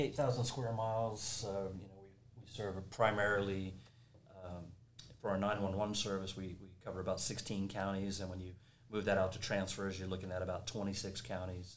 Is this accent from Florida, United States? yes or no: no; Corpus Christi, Texas, United States; also born or lived in Colorado; moved back to Texas, my hometown of Corpus Christi